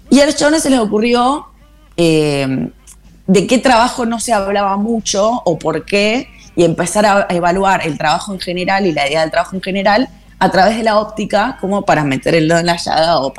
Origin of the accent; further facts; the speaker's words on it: Buenos Aires Province, Argentina; Somos todas argentinas. Somos la Leandra, Pichona, Pichona de San Juan, la Leandra de Capital, eh, la Río Trueno, que es de San Clemente, y yo que soy este híbrido que soy, no, no sé, bonaerense por lo menos.